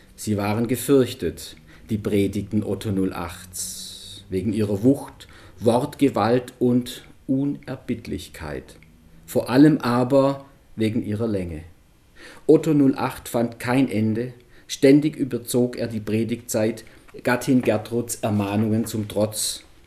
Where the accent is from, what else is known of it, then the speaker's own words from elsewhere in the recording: Swabian Jura, Baden-Württemberg, Germany; accent: Swabian; moved away as an adult; now in Munich, Germany; ich bin ja selber in, auf den Filtern nicht aufgewachsen, sondern auf der Schwäbischen Alb und jetzt dann auch schon immerhin 18 Jahre in München.